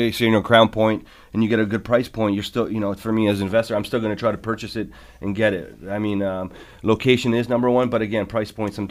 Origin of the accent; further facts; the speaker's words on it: Ontario, Canada; listen, I'm from Barton and Sherman. I'm